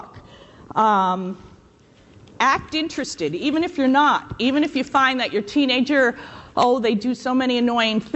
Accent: New York, United States; moved away; I'm from New York and I went to Catholic school

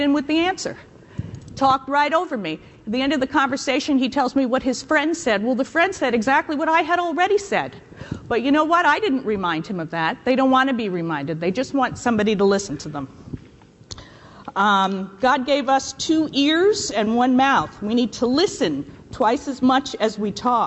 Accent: New York, United States; moved away; I'm from New York and I went to Catholic school

